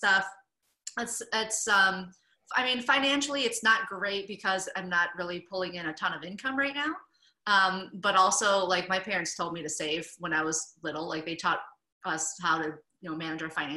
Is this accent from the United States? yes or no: yes; Michigan, United States; moved away as an adult; also born or lived in California / Asia; I'm originally from Michigan.